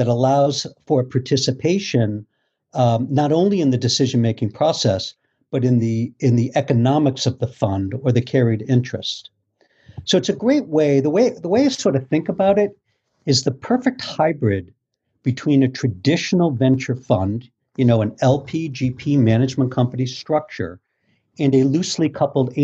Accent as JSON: {"language": "English", "town": "Boston", "region": "Massachusetts", "country": "United States", "moved": "as an adult", "lives_now": "Port Washington, United States", "said": "I was originally from Boston"}